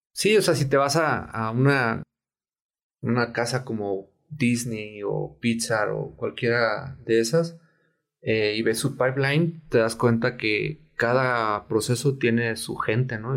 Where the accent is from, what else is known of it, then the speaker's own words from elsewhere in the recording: Tepic, Nayarit, Mexico; also born or lived in Guadalajara; me regresé a Tepic, de donde soy